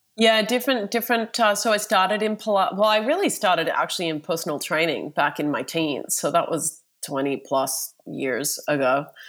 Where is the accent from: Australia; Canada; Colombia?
Australia; I am from Australia